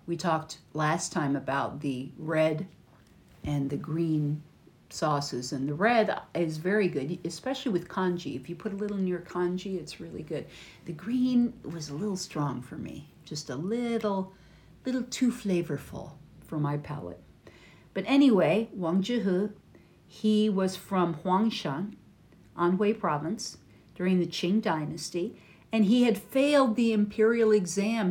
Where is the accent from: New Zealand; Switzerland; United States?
United States; from America